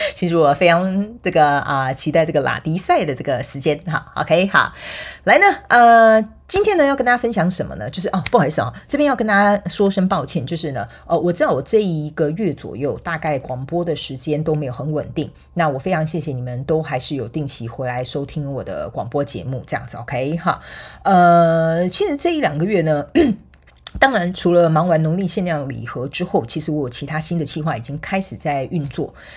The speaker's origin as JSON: {"language": "Chinese", "country": "Taiwan", "said": "我们台湾人叫做看， 看， 跨秋亏"}